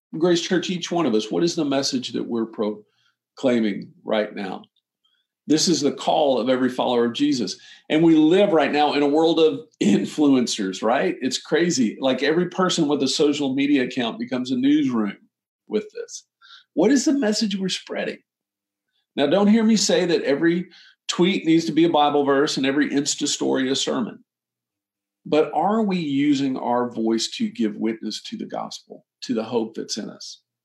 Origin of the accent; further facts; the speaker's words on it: Austin, Texas, United States; growing up in Austin, my dad had this restaurant down the street from where I grew up